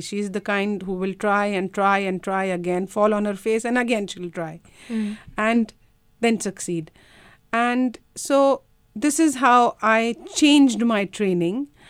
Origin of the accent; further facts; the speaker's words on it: India; now in Australia; I come from India